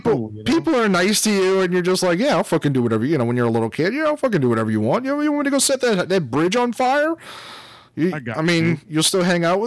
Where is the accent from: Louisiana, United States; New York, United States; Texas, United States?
Louisiana, United States; And, like, look, we're We're from Southern Louisiana.